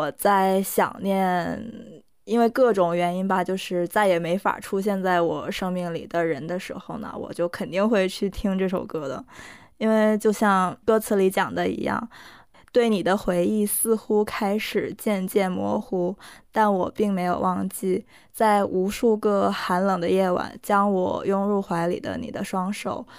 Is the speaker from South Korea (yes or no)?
yes; South Korea; first language Korean; Chinese is a second language; 一方面我就觉得我的歌单里必须有一首能代表我的母语的歌，